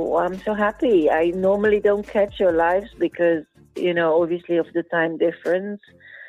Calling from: Spain; So I'm calling in from Spain.

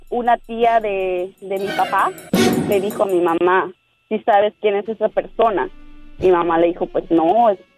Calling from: Wisconsin, United States; No, no es cierto, Diva. No es cierto, Diva. … de Wisconsin.

